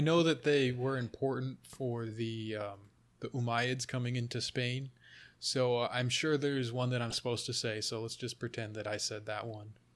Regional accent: United States; also born or lived in Finland (ancestry); I'm Finnish American

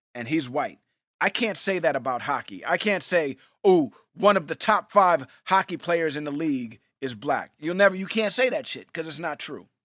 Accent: New York City, New York, United States; We grew up in Hell's Kitchen, New York

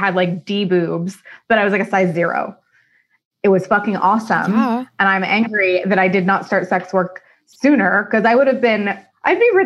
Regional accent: Austin, Texas, United States; moved away as an adult; also born or lived in Los Angeles; now in Santa Monica, United States; That's my hometown. I grew up in Austin. I moved to LA from Austin 5 years ago

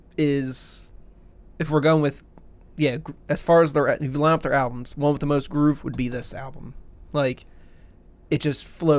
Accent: United States; Because I'm goddamn American.

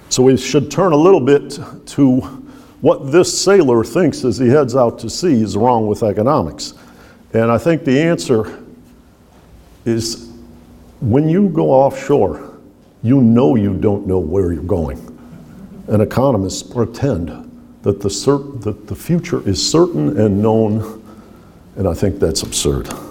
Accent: Detroit, Michigan, United States; In my childhood, which was in Detroit, Michigan

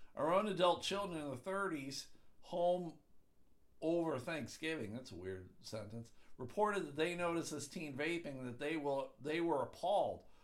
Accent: Buffalo, New York, United States; moved away; I'm from Buffalo

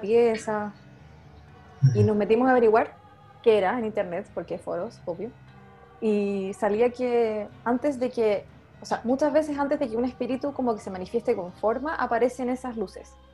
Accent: Santiago, Santiago Metropolitan Region, Chile; yo soy de Santiago, pero siempre crecí en cerros

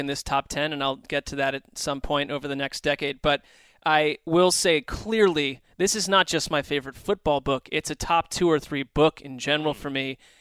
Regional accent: East Coast, United States; I grew up on the East Coast

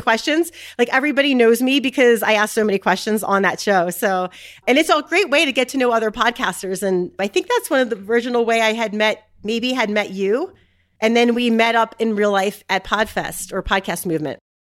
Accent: Philadelphia, Pennsylvania, United States; now in Utah, United States; I live in Utah, and I'm actually originally from Philadelphia

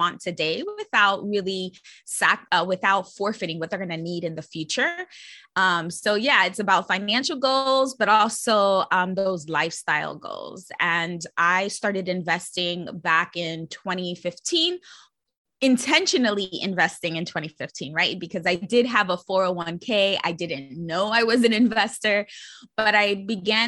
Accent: New York City, New York, United States; I'm born and raised in New York City and actually grew up in the Bronx

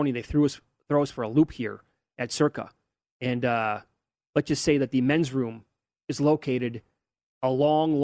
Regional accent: Big Ten country, Midwest, United States; I'm from Big Ten country

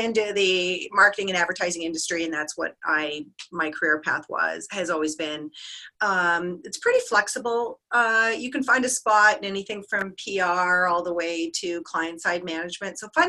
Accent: Canada; My background, first of all, I'm proudly Canadian. I just want to throw that out there. So that's a huge part of my identity.

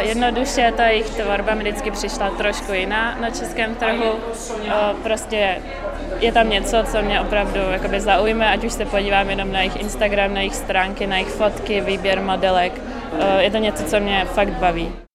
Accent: Prague, Czechia; also born or lived in Liberec; já pocházím z Prahy původně

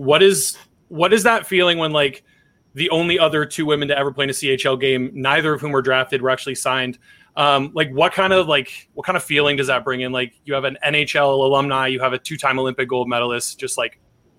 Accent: Elgin Middlesex area, Ontario, Canada; I'm from the Elgin Middlesex area as well. Grew up not too far from you.

